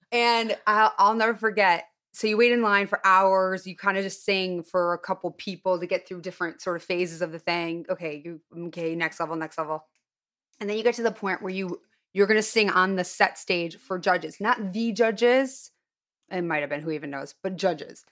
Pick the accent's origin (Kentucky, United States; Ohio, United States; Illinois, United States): Illinois, United States; Highland Park; born or raised there; moved away